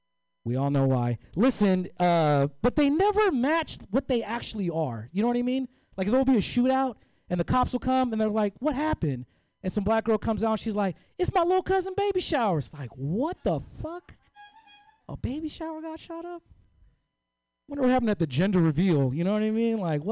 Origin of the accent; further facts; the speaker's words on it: Oakland, California, United States; I'm from East Oakland. It needs to be gentrified. Okay, it's a very dangerous place. East Oakland is so dangerous that I do all my errands in San Leandro.